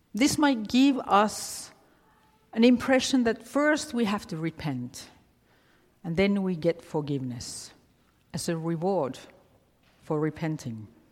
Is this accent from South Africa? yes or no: no; Finland; moved away; growing up in Finland, I didn't know anything about Halloween